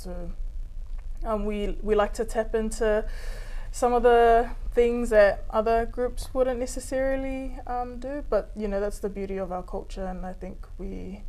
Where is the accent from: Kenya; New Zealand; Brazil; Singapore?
New Zealand; Auckland; also born or lived in Mangere; I was raised in Unihanga, that's where my parents bought their first home, and I was there for a majority of my life, I think over 20 years.